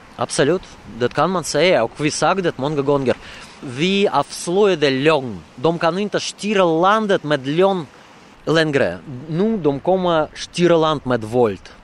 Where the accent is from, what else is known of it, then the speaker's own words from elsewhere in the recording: Russia; Swedish is a second language; now in Sweden; i Ryssland, i min hemland